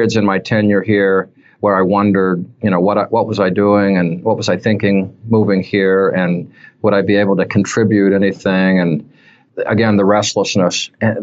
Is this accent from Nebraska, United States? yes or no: no; Utah, United States; moved away as an adult; also born or lived in Washington State; now in Michigan, United States; I was raised in Utah, spent my whole life there until the age of 32 when I moved up to Washington State